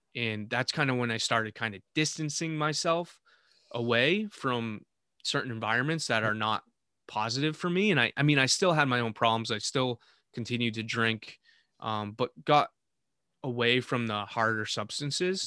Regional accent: Vermont, United States; in the town I was living with in Vermont, my hometown.

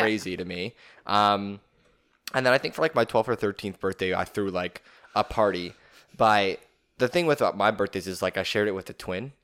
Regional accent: Canada; as a Canadian

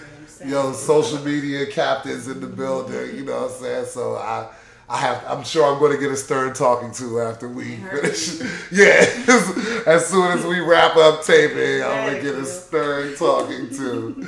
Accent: Detroit, Michigan, United States; It's not, but I'm from Detroit, so you know it's like 7:45.

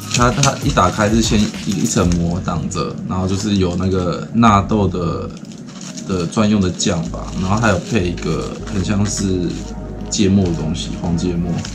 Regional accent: Taiwan; now in Japan; 我们台湾人

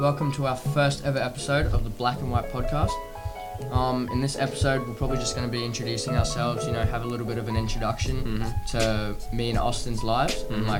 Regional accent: England, United Kingdom; Oh, well, okay, I'm English and my mum's Malaysian, so I'm like a crossbred.

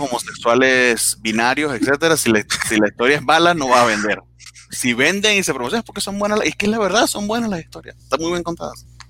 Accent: Venezuela; now in Mexico; vengo de Venezuela donde no existe un carajo

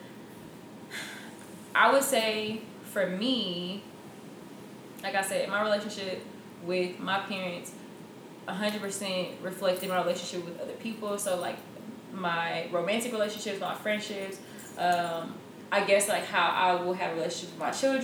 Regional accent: Houston, Texas, United States; moved away; I'm from Houston

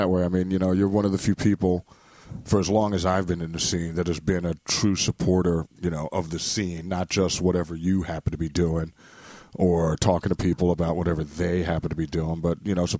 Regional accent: New York City, New York, United States; I mean, I grew up right here in New York City. You know, I was born in the Bronx. Bronx okay. Lebanon Hospital.

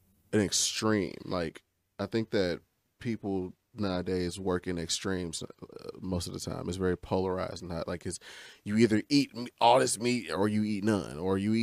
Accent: United States; you just been American your whole life

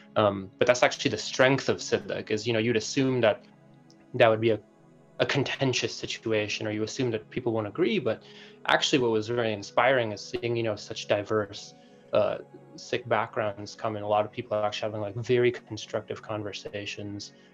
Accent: Madison, Wisconsin, United States; I was born and raised in Madison, Wisconsin

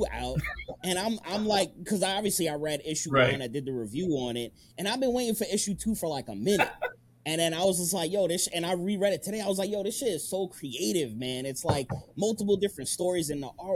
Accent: New York, United States; moved away; I'm from New York

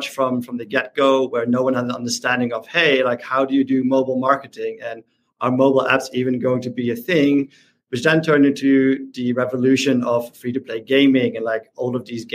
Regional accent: Netherlands; I'm from the Netherlands

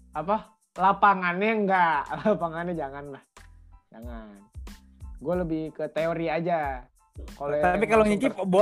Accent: Indramayu, West Java, Indonesia; Betawi kecuali gue orang Indramayu nah biasanya orang Indramayu semua tuh asli

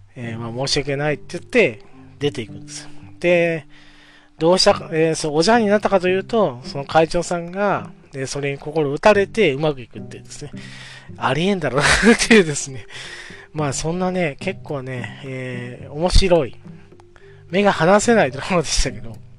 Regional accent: Oita, Japan; 地元、まあ僕は大分県

